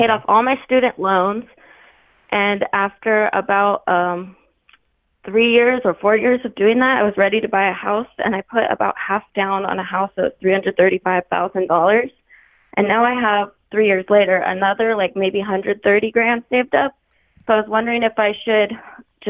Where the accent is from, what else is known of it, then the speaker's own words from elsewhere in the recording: Hawaii, United States; I'm from Hawaii, so I was on a different island